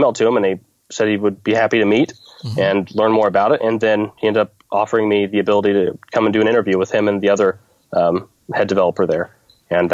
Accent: Fort Scott, Kansas, United States; in my hometown

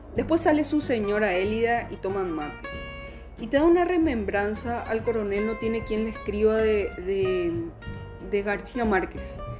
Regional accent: Paraguay; accent: Paraguayan border accent, half Brazilian-tinged; con nuestro guarañol, con nuestra cosa fronteriza con Brasil, nuestra tonada medio abrasilerada

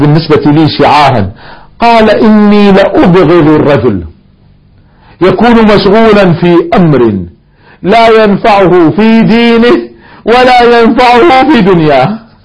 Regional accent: Kuwait; احنا عندنا في الكويت ديوانيات

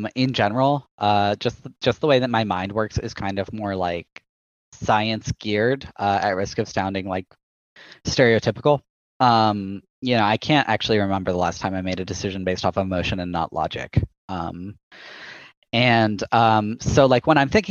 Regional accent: Texas, United States; I'm from Texas

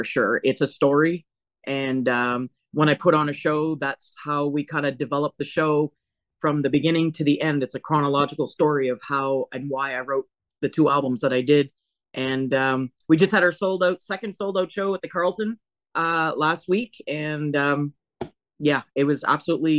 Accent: New Mills, New Brunswick, Canada; I'm originally from New Brunswick. Small fishing village called New Mills, which is close to Dalhousie

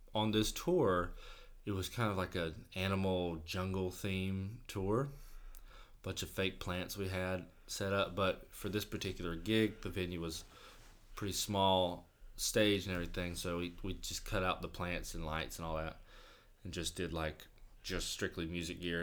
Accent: Vidalia, Georgia, United States; growing up in Vidalia

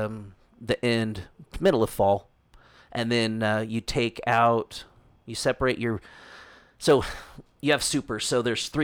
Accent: Southern Orange County, California, United States; now in Utah, United States; originally, I'm from Southern Orange County, California.

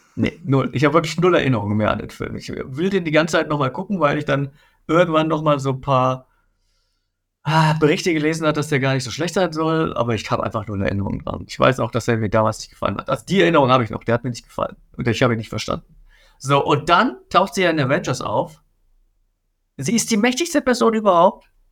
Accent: Bavaria, Germany; ich komme aus Bayern.

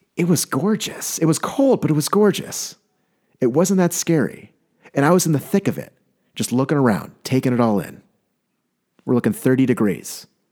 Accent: California, United States; moved away; I'm from California.

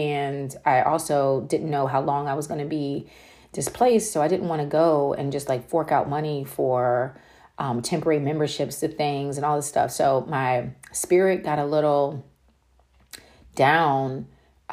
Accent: Frederick, Maryland, United States; The city is called Frederick in Maryland.

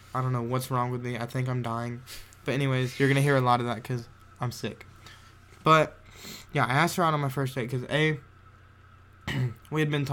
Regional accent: Georgia, United States; I was born and raised in Georgia

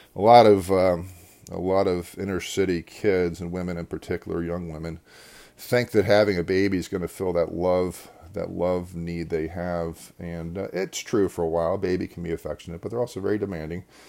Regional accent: Devon, Pennsylvania, United States; I actually grew up in Devon, which is right next to, uh, Berwyn

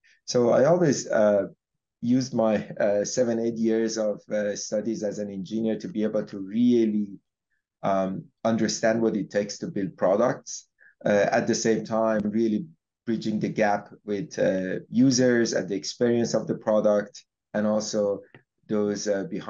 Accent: Iran; moved away; I grew up in Iran. I was a teenager in a very like mid-80s

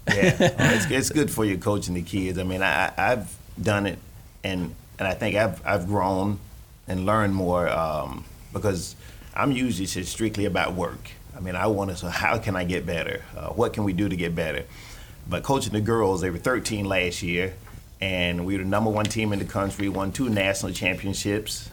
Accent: Florida, United States; also born or lived in Chicago; now in Gainesville, United States; growing up in Florida

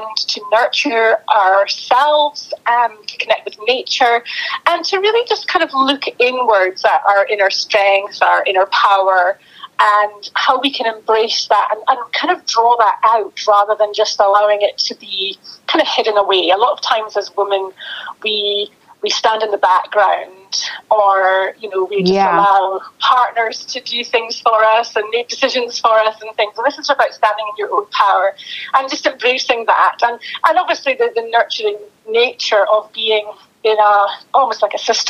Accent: Aberdeen, Scotland, United Kingdom; moved away as an adult; also born or lived in Dubai / south of England; now in northeast Scotland, United Kingdom; I'm from Aberdeen City. And lived there up until I was in my early 20s

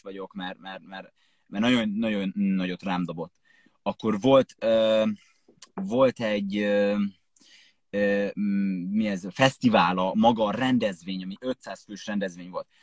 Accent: Jászapáti, Jász-Nagykun-Szolnok, Hungary; moved away as an adult; én Jászopáti nőttem fel, ez egy, ö, kis falu.

